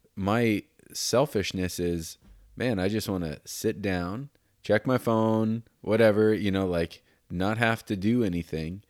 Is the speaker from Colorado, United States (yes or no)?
yes; Denver, Colorado, United States; I was born in Denver